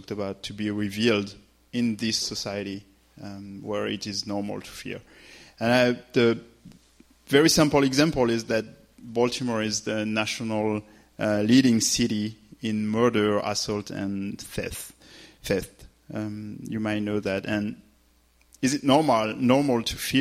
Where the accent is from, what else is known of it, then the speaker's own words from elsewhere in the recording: France; accent: French; English is a second language; I'm French. So just that said, forget my accent